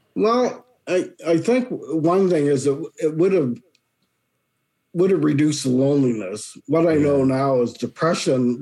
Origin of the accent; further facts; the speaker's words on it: Dartmouth, Nova Scotia, Canada; moved away as an adult; also born or lived in Kentville, Nova Scotia / Chatham, Ontario; now in Collingwood, Canada; I was born and raised. I was actually born in Kentville, but I moved to Dartmouth when I was six. Lived there ever since until 1987, and then I moved to Ontario